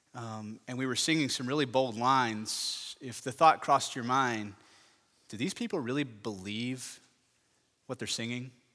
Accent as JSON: {"language": "English", "area": "Parker County", "region": "Texas", "country": "United States", "tie": "born or raised there", "said": "I grew up in Parker County"}